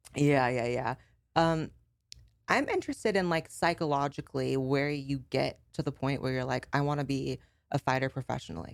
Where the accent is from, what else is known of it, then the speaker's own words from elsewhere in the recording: Northern California, United States; I grew up in Northern California, and San Fran is like the LA of NorCal